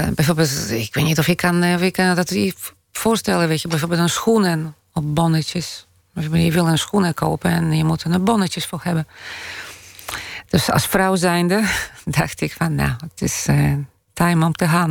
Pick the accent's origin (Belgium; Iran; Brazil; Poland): Poland; now in Amsterdam, Netherlands; Pools-Nederlands, Nederlands-Pools, uh, eh, Poolse van, eh, of Nederlandse van Poolse afkomst.